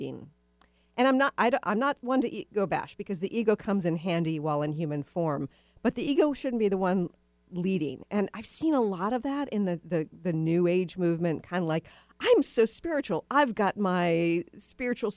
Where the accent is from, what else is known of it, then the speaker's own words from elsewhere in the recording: the South, United States; moved away; I'm from the South originally, too